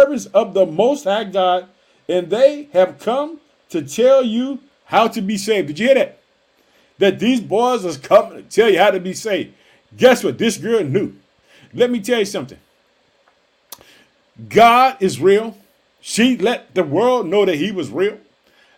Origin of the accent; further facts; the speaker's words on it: Illinois, United States; also born or lived in Chicago, Illinois; my home state of Illinois. I live in the city of Chicago